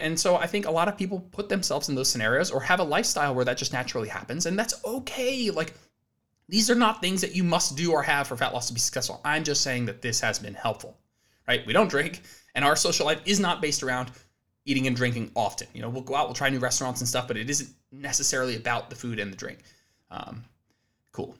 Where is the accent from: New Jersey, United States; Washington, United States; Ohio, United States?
New Jersey, United States; moved away as an adult; now in Austin, Texas, United States; We're originally both from New Jersey